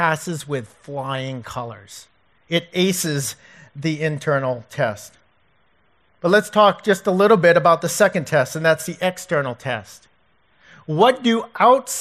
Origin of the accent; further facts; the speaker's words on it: Providence, Boston, New England, United States; my hometown area, Providence, Boston